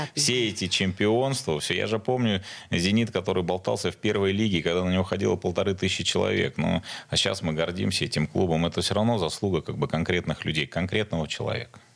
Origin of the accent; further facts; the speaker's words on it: Saint Petersburg, Russia; я жил в Сдержинском районе